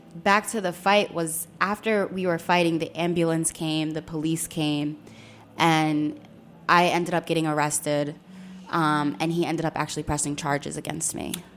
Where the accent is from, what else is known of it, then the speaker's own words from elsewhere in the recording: Philadelphia, Pennsylvania, United States; I was raised in North Philly